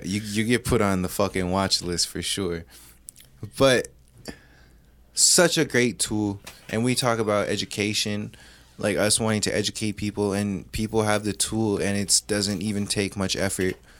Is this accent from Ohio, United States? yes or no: no; Hawaii, United States; as a Hawaiian